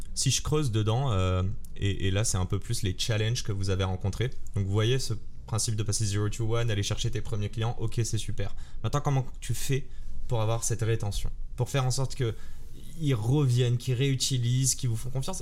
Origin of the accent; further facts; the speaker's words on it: Morocco; Je suis marocain